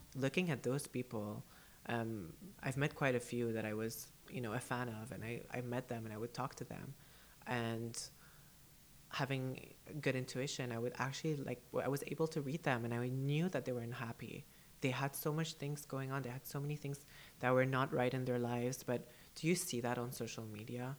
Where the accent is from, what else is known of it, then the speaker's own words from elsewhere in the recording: United Arab Emirates; first language English; also born or lived in Canada; I was born and raised here in the UAE